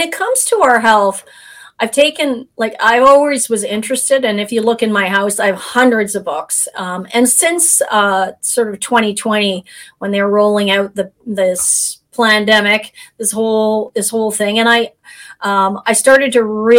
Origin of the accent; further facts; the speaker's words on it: Canada; we're both Canadian